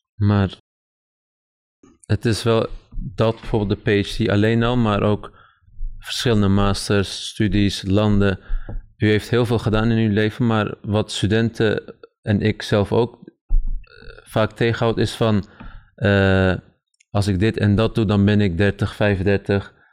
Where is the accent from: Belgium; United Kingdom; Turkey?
Turkey; now in Netherlands; ik kom zelf uit Turkije